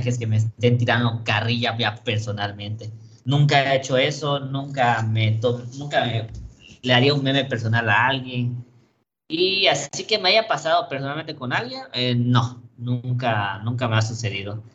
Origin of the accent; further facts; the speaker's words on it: Campeche, Mexico; el equipo de mi ciudad